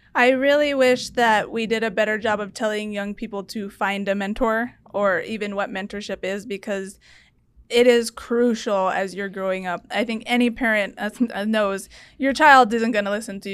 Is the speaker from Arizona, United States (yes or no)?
yes; Tucson, Arizona, United States; also born or lived in Washington, D.C.